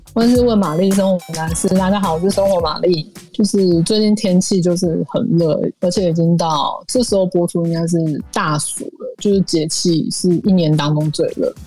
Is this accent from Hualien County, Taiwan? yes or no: yes; Hualien County, Taiwan; 我们家乡花莲